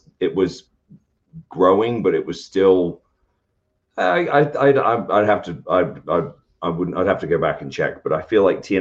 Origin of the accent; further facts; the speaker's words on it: United Kingdom; moved away; I'm British.